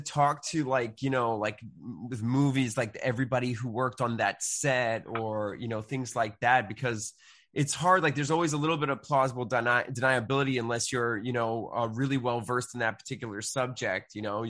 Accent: Beverly, Massachusetts, United States; I grew up in Beverly and we had a neighborhood called Centerville.

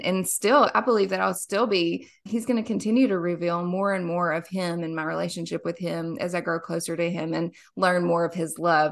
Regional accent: Somerset, Kentucky, United States; I am born and raised in a small little lake town in Somerset, Kentucky.

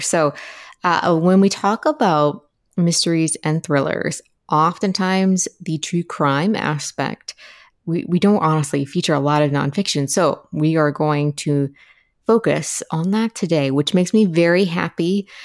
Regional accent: Appalachia, United States; I'm from Appalachia, uh, which is a region of the United States, along the Appalachian mountain range, roughly

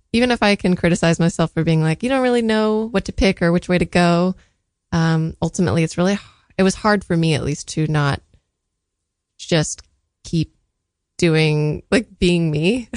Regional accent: San Diego, California, United States; I was born in San Diego

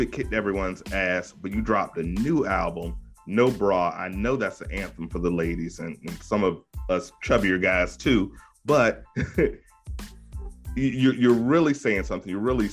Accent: Virginia, United States; I don't have an accent. I'm from 757. We don't have accents.

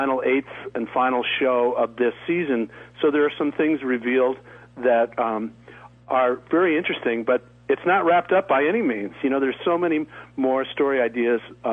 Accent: Connecticut, United States; moved away as an adult; also born or lived in Philadelphia / New York / Los Angeles; now in Studio City, California, United States; I grew up in Connecticut, in the 50s and 60s.

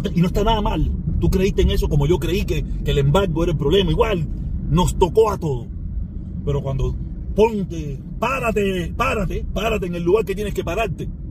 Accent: Cuba; todos los cubanos somos hermanos

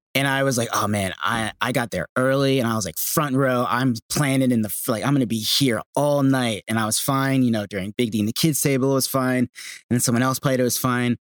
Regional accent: Bristol, Pennsylvania, United States; also born or lived in Los Angeles; now in Manahawkin, United States; I'm from a small town outside of Philadelphia, Pennsylvania called Bristol Borough.

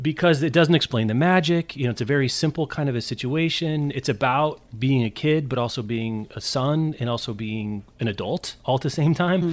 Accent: Midwest, United States; we're from the Midwest

